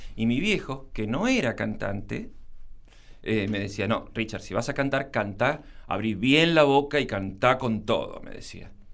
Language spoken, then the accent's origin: Spanish; Buenos Aires, Argentina; Yo nací el primero de abril de 1963 en Buenos Aires.